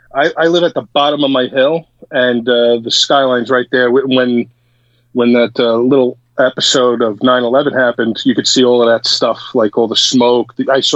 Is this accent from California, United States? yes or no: no; Secaucus, New Jersey, United States; Jersey, Sea Caucus.